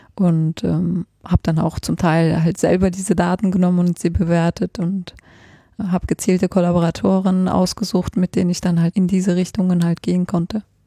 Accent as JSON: {"language": "German", "country": "Germany", "also_born_or_lived": "Switzerland / Heidelberg", "moved": "as an adult", "said": "ursprünglich komme ich aus Deutschland"}